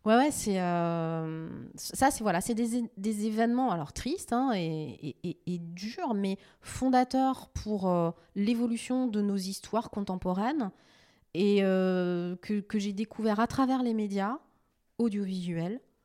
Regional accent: Strasbourg, Grand Est, France; now in Sarthe, France; je suis strasbourgeoise, je suis alsacienne. Je suis une fille de l'Est.

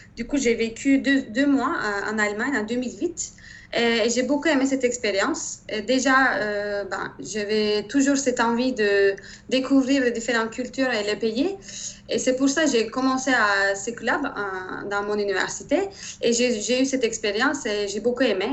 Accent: Turkey; French is a second language; moved away as an adult; also born or lived in Germany; now in Paris, France; je viens de Turquie

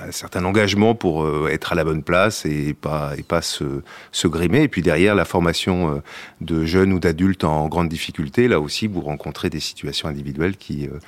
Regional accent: Paris, Île-de-France, France; born there; Oui, je suis né à Paris, en effet.

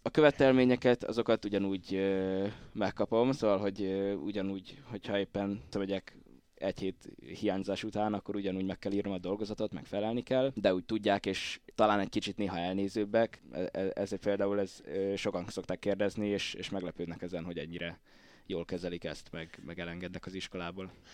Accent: Pusztazámor, Pest, Hungary; én így, így faluról származok inkább

